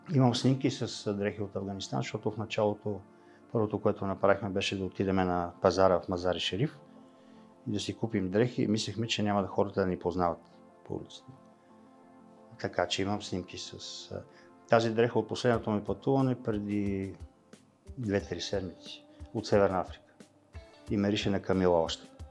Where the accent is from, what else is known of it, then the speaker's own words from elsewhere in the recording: Bulgaria; ние като българи, е, в смисъл аз като български мъж